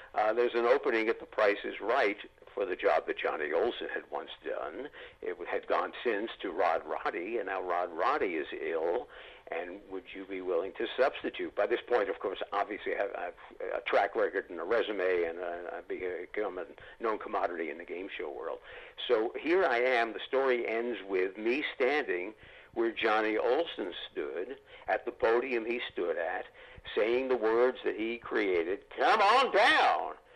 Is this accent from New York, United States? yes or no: yes; New York, United States; Growing up in New York, I could go down to 30 Rock